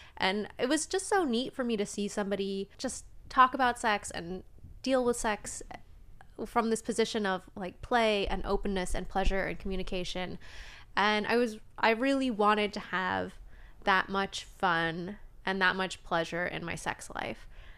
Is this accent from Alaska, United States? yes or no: yes; Alaska, United States; accent: Alaskan; I guess so. I mean, I'm from Alaska, so this is how we talk.